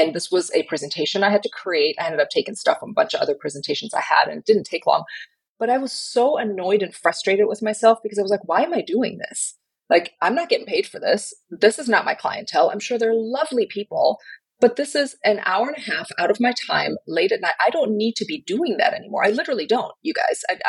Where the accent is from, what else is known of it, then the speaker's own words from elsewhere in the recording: Germany; now in Southern United States; I grew up in Germany. Most people in Germany don't do church